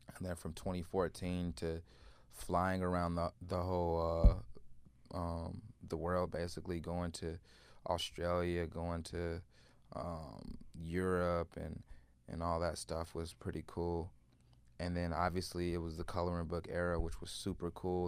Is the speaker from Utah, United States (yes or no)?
no; Chicago, Illinois, United States; growing up in Chicago in the music scene